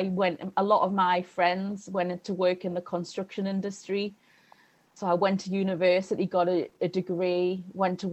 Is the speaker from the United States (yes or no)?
no; the north of England, United Kingdom; in my childhood in Northern England in the 80s